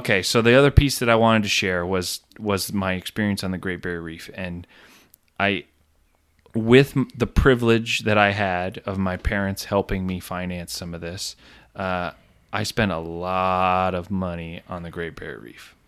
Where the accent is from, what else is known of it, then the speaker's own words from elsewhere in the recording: Plattsburgh, New York, United States; I grew up on Cumberland Head